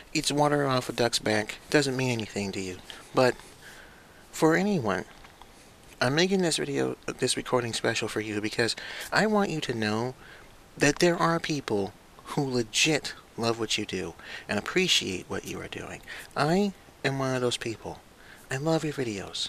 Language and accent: English; United States; I was born and raised in the United States